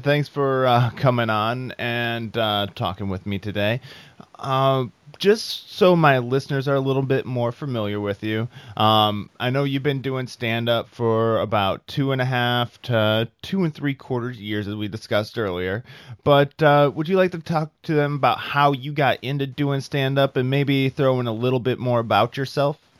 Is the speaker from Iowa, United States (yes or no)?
yes; Iowa, United States; I am from Iowa.